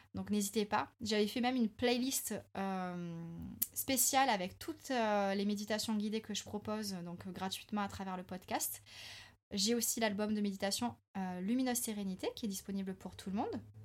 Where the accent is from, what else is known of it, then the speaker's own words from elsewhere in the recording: France; en tant que bon français